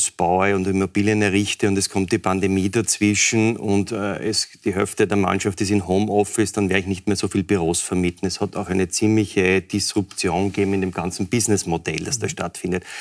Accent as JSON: {"language": "German", "country": "Austria", "said": "Und jetzt können wir eigentlich einmal hoffen als Österreicher, dass diese 90 Tage dazu führen, dass eine Fortführung möglich ist."}